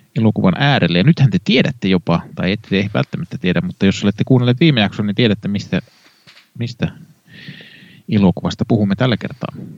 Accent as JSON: {"language": "Finnish", "town": "Kannus", "region": "Central Ostrobothnia", "country": "Finland", "tie": "born or raised there", "moved": "yes", "said": "minä olen kannuksesta kotoisin"}